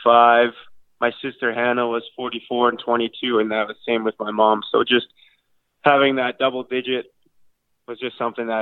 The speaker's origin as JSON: {"language": "English", "town": "Irma", "region": "Alberta", "country": "Canada", "said": "I'm from Irma, Alberta, a small town. It's got about 500 people in it, so hopefully some people know where that is."}